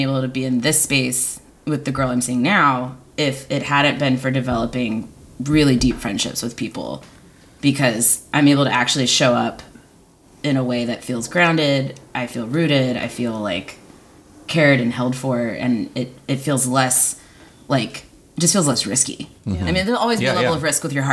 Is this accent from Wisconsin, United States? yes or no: no; Texas, United States; moved away as an adult; now in Seattle, United States; growing up in Texas and growing up queer